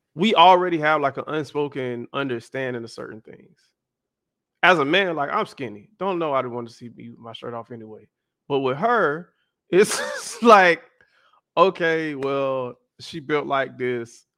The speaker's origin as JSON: {"language": "English", "region": "the South", "country": "United States", "tie": "born or raised there", "said": "I grew up in the South, y'all, and I grew up in a very churchy home."}